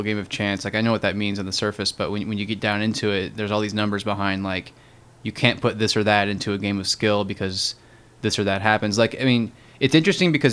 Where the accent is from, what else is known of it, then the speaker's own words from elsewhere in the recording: Illinois, United States; I grew up in Illinois